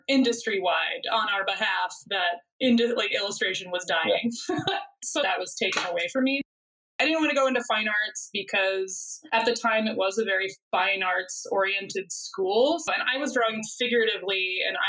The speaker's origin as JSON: {"language": "English", "region": "Northern California", "country": "United States", "tie": "born or raised there", "moved": "yes", "said": "I grew up in Northern California in the Sierra Nevada Mountains"}